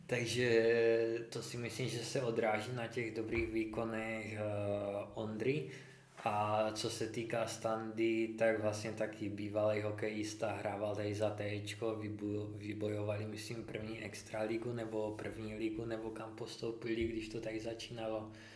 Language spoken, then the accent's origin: Czech; Znojmo, South Moravian Region, Czechia; also born or lived in Brno; jsem ze Znojma, narodil jsem se ve Znojmě